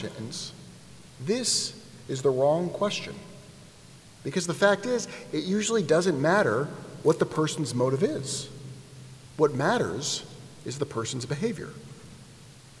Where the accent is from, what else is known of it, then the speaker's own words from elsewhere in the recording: United States; I grew up here in the United States